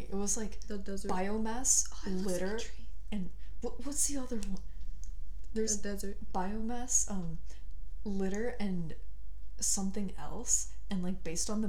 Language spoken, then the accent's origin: English; Bogota, Colombia; hot place. I'm from Bogota.